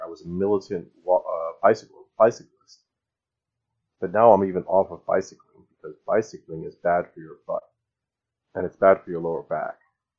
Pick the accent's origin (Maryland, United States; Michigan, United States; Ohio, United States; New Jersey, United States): New Jersey, United States; born there; My mom was born in Kansas. I was born in New Jersey.